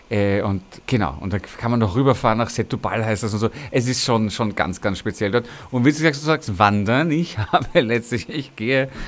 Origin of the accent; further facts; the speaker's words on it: Vienna, Austria; nicht nur als Ehrenamtlicher der Aidshilfe Wien, sondern als Wiener